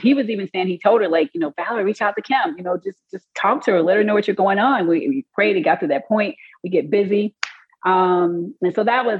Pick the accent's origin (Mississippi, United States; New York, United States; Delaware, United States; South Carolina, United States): Mississippi, United States; moved away as an adult; also born or lived in Columbus, Georgia; now in Alabama, United States; I'm originally from Mississippi, practicing in Alabama